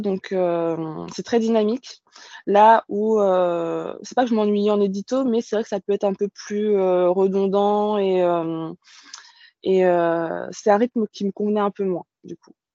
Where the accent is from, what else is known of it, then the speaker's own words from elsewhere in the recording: countryside near Orléans, Centre-Val de Loire, France; moved away as an adult; also born or lived in Paris / Bordeaux region; je suis née à Paris, mais j'y ai pas grandi. J'ai grandi à la campagne vers Orléans